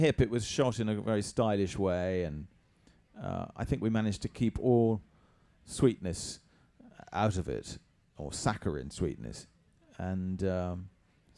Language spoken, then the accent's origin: English; England, United Kingdom; I'm too English